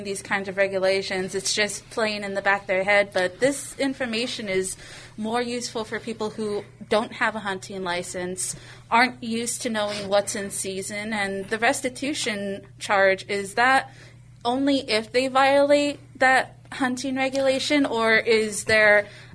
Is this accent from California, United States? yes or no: yes; Baldwin Park, California, United States; now in Texas, United States; Where I grew up in Baldwin Park, they had a recreational area that was the Santa Fe Dam